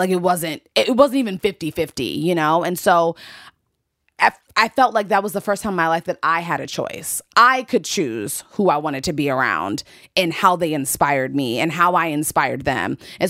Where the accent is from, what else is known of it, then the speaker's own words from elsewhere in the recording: DC area, Maryland, United States; I'm from Maryland, D.C. area.